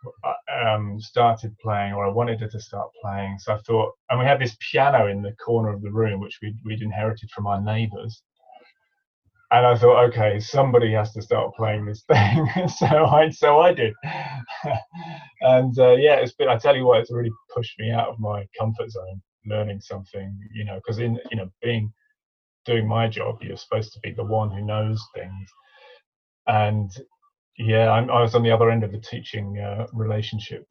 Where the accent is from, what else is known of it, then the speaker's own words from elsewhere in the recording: Cambridge, East of England, United Kingdom; growing up in Cambridge